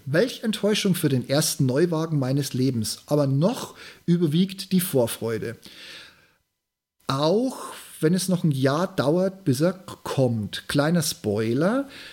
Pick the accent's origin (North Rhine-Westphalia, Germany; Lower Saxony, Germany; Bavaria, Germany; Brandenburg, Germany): Bavaria, Germany; Regensburg; born or raised there